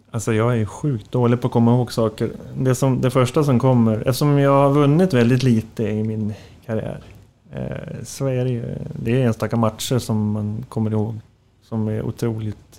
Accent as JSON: {"language": "Swedish", "town": "Floda", "region": "Västra Götaland", "country": "Sweden", "said": "Ja, men, eh, Göteborg och Alingsås, eh, däremellan. Floda heter det"}